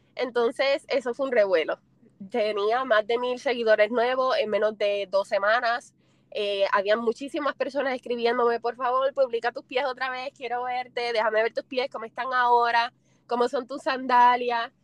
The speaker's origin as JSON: {"language": "Spanish", "country": "Puerto Rico", "said": "soy puertorriqueña. No tengo el acento tan marcado como los de aquí, pero sí soy boricua."}